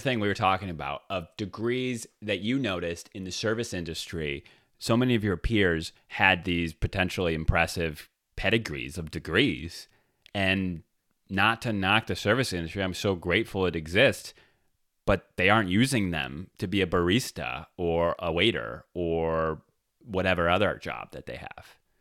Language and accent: English; Detroit, Michigan, United States; I grew up in the Detroit area